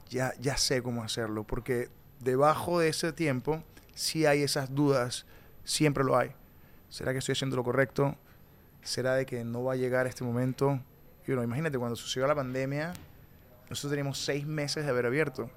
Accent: Tovar, Mérida, Venezuela; moved away as an adult; also born or lived in Peru; now in New York, United States; Yo crecí en Tobar, Estado Mérida

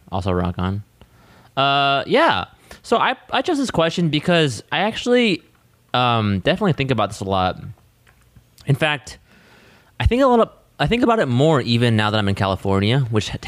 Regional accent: Australia; I'm from Australia and am an atheist.

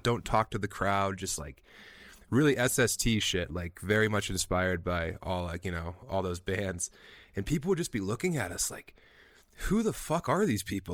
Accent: Eastern Plains of Colorado, United States; also born or lived in Denver; now in Fort Collins, United States; I grew up on the Eastern Plains of Colorado

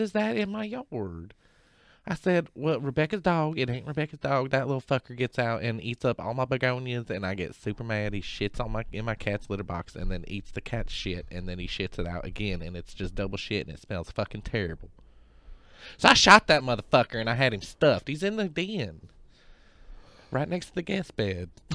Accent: Texas, United States; moved away; I am originally from Texas and half my family is from Texas

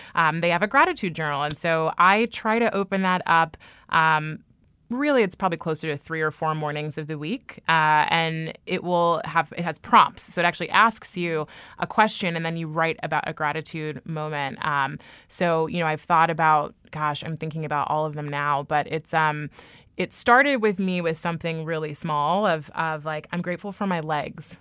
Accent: Bay Area, California, United States; moved away as an adult; now in New York, United States; I was raised, born and raised in the Bay Area

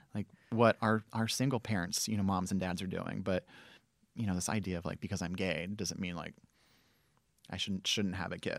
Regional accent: Southern California, United States; moved away; also born or lived in Memphis; I grew up in Southern California

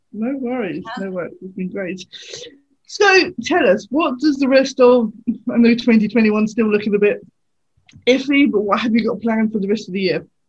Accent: United Kingdom; growing up in the UK

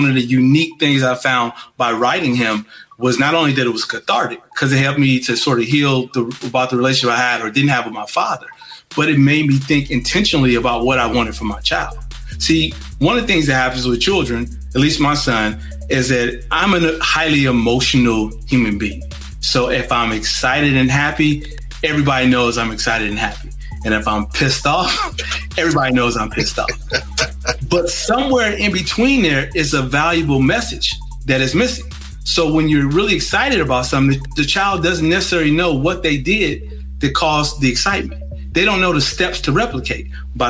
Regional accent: Gary, Indiana, United States; moved away; I'm from Gary.

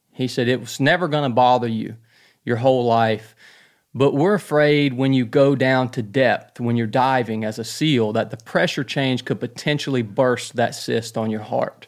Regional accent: North Georgia, United States; born and raised in North Georgia

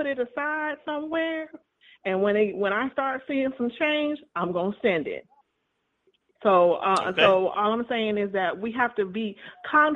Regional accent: Marianna, Florida, United States; I'm from Jackson County, and my family has history with FAM

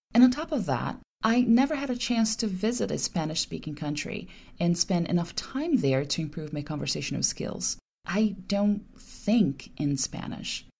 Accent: Brazil; English is a second language; when the time came for us young Brazilians to find a good job

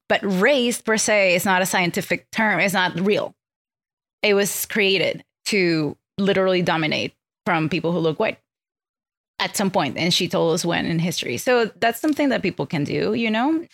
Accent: Venezuela; English is a second language; moved away; I grew up in Venezuela, so I have Venezuelan, I'm Venezuelan culturally in, in upbringing

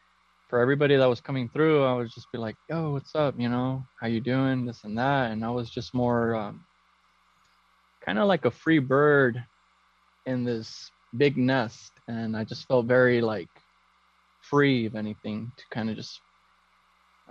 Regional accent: Downey, California, United States; also born or lived in Huntington Park, California; I'm originally from Downey, California, and I was born in Huntington Park

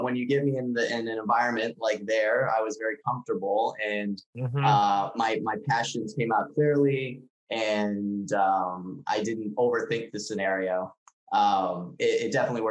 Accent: Richmond, Virginia, United States; also born or lived in Israel; I then came and went to college back in my hometown at VCU

